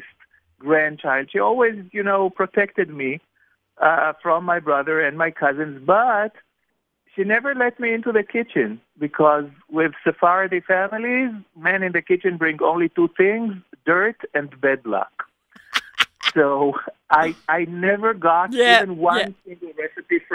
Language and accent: English; Jerusalem, Jerusalem District, Israel; born or raised there; English is a second language